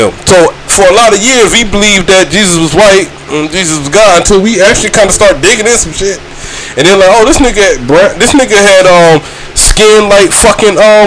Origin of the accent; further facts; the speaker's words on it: St. Simons Island, Georgia, United States; I'm from St. Simon's Island, Georgia